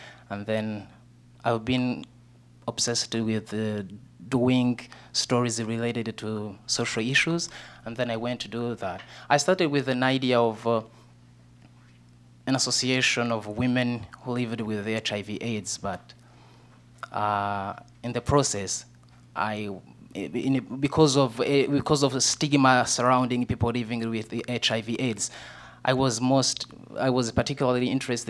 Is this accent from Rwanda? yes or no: yes; Southern Province, Rwanda; So I grew up in a small village in southern Rwanda, which is my hometown